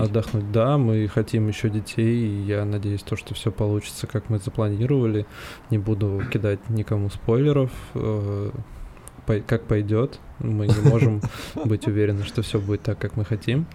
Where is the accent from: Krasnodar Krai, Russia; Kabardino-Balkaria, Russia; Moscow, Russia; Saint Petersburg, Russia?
Moscow, Russia; мы москвичи